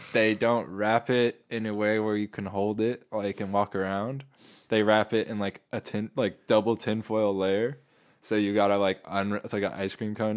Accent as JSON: {"language": "English", "town": "San Diego", "region": "California", "country": "United States", "tie": "born or raised there", "moved": "yes", "lives_now": "San Francisco, United States", "said": "I grew up here"}